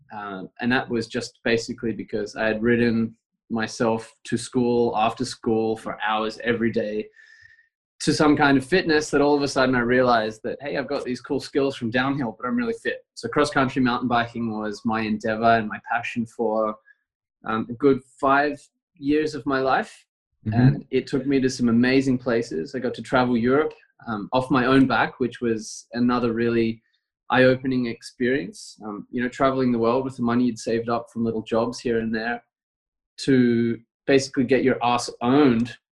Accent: Canberra, Australian Capital Territory, Australia; also born or lived in Brisbane; now in Girona, Spain; I was born there, but I was very quickly taken away and moved to Canberra

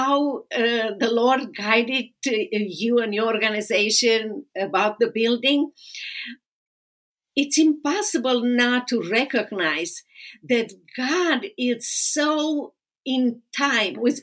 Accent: Romania; moved away; I'm from Romania. I read the Bible for the first time in Romanian

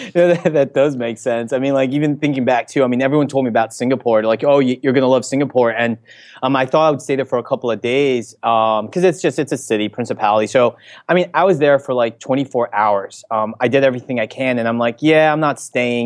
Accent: Elizabeth, New Jersey, United States; I grew up in Elizabeth, New Jersey

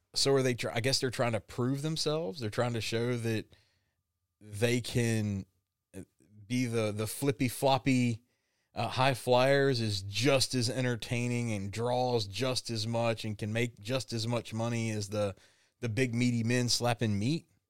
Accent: the South, United States; I was raised in the South

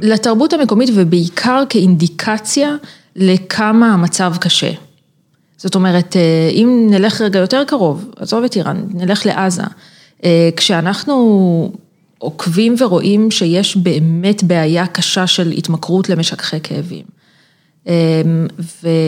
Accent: Israel; accent: Israeli; יש לי מבטא ישראלי אה, מגעיל

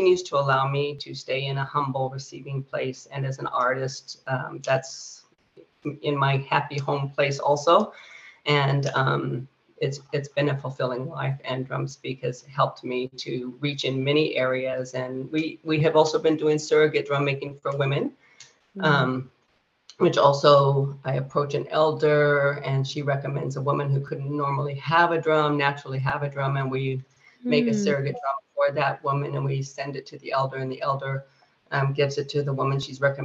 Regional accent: Fresno, California, United States; where I grew up in Fresno

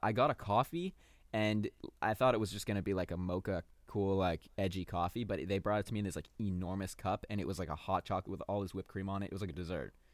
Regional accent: Torrance, California, United States; also born or lived in West Hollywood; We are from, we are from California. I was born in the Torrance Beach

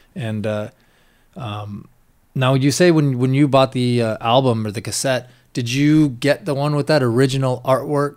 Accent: Washington, United States; me growing up in Washington State out in the middle of nowhere

